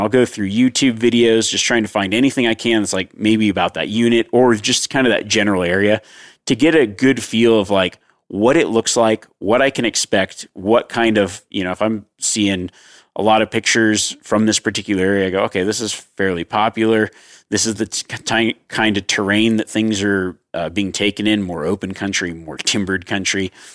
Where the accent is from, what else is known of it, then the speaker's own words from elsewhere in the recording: Nevada, United States; my home state of Nevada